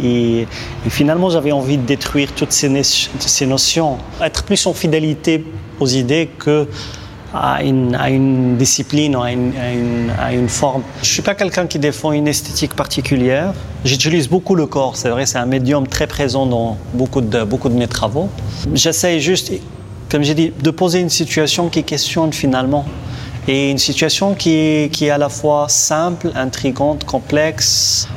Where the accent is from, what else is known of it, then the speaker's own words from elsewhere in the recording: Morocco; je suis marocain